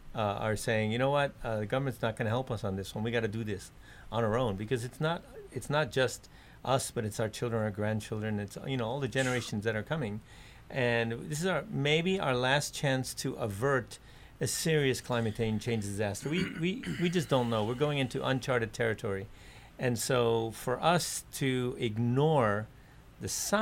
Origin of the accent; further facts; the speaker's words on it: New York, United States; also born or lived in Japan; now in Hawaii, United States; I grew up in New York